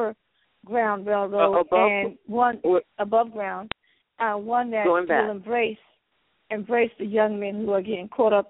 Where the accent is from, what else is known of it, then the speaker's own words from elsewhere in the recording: New Jersey, United States; I'm from New Jersey.